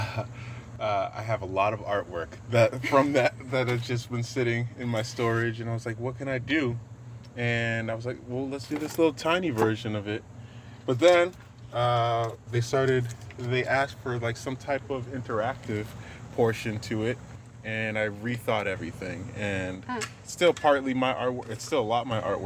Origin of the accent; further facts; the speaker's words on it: Boston, Massachusetts, United States; I'm an artist from Boston, Massachusetts